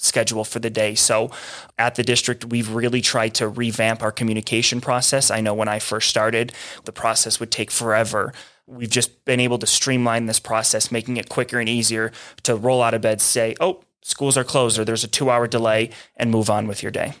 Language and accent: English; Buffalo, New York, United States; now in Santa Fe, United States; I'm originally from Buffalo. I'm a long way from home